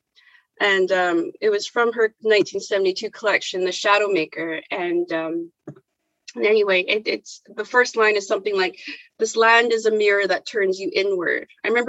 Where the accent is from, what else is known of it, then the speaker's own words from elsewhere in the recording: Vancouver, British Columbia, Canada; moved away as an adult; now in Edinburgh, United Kingdom; I'm the youngest of four girls growing up in Vancouver, which was wonderful.